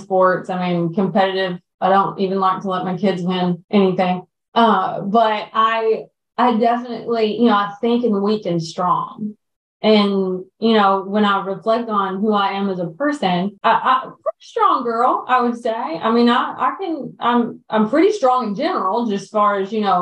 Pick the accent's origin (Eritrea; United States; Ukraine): United States; the South; we grew up in the South